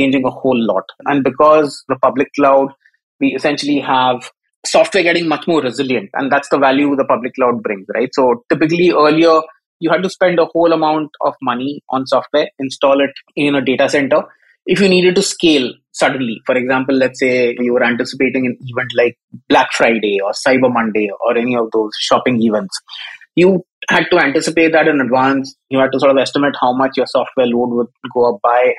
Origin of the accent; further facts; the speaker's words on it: India; moved away as an adult; also born or lived in Africa / Malaysia / Singapore / United Kingdom; now in London, United Kingdom; Grew up in India, so I am Indian by ethnicity, but I've lived all over the world.